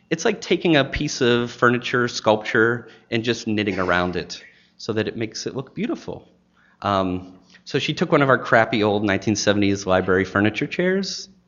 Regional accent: Maine, United States; now in Chattanooga, United States; I came from Maine to Chattanooga

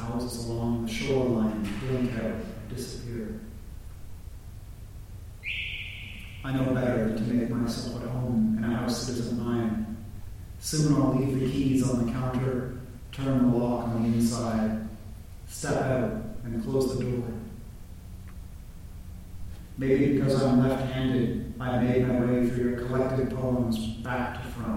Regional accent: Toronto, Ontario, Canada; born or raised there; moved away as an adult; now in United States

